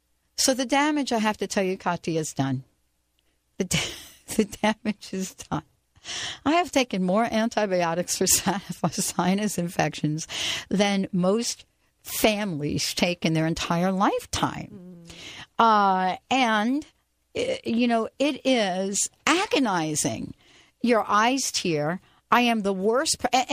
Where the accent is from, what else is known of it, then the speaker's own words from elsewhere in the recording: New Jersey, United States; moved away; For most of my life, I grew up in New Jersey.